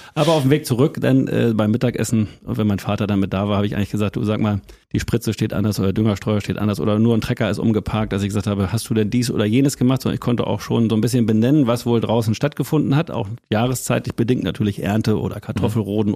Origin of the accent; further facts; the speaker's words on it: Lüneburg Heath, Lower Saxony, Germany; moved away as an adult; also born or lived in Winsen (Luhe); now in Kremmen, Germany; aufgewachsen in einem 149 Seelendorf, Holthusen 1. Äh, bei Friedel-Ebsdorf sagt niemandem was, noch Munster, vielleicht das Panzermuseum. Mhm. Da bin ich aufgewachsen